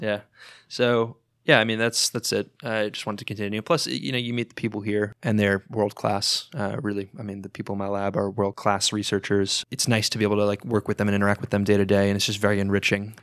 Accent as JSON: {"language": "English", "region": "South Florida", "country": "United States", "tie": "born or raised there", "also_born_or_lived": "New York / Missouri", "moved": "as an adult", "said": "I grew up for most of my life in South Florida, kinda just north of, northwest of Fort Lauderdale area"}